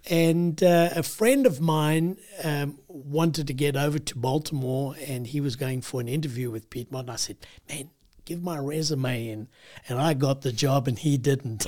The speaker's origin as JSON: {"language": "English", "country": "South Africa", "tie": "born or raised there", "also_born_or_lived": "United States", "moved": "as an adult", "said": "I grew up in South Africa"}